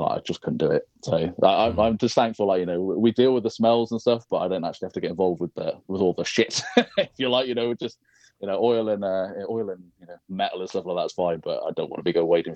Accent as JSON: {"language": "English", "country": "United Kingdom", "tie": "born or raised there", "moved": "yes", "lives_now": "near London, United Kingdom", "said": "I grew up in a small sort of village on the Welsh border"}